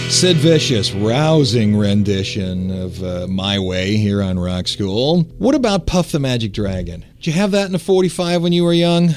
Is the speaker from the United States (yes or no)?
yes; Cleveland, Ohio, United States; I'm from Cleveland